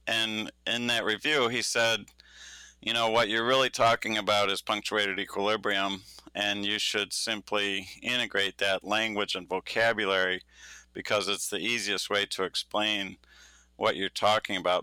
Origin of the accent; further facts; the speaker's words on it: Michigan, United States; I'm from Michigan.